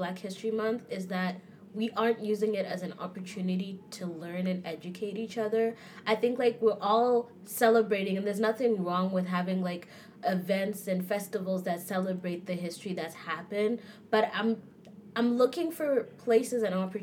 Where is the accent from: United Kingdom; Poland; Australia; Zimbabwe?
Zimbabwe; moved away as an adult; now in Canada; I'm from Zimbabwe